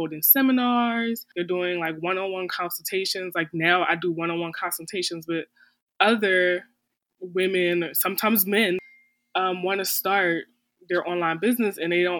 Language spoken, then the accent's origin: English; Philadelphia, Pennsylvania, United States; moved away as an adult; now in Florida, United States; We're both from Philadelphia.